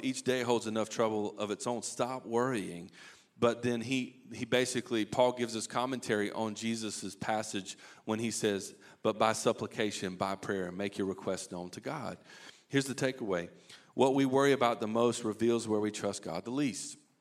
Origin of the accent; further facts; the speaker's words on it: Eastern North Carolina, United States; I grew up in Eastern North Carolina